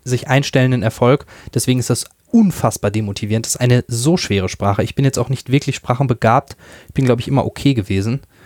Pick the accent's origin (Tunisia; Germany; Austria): Germany; near Dortmund, North Rhine-Westphalia; also born or lived in Münster; Ich komme aus der Nähe von Dortmund